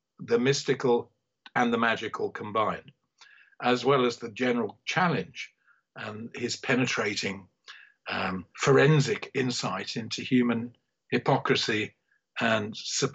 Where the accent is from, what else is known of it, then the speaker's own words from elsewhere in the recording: Sutton Coldfield, West Midlands, United Kingdom; I was from Sutton Coldfield.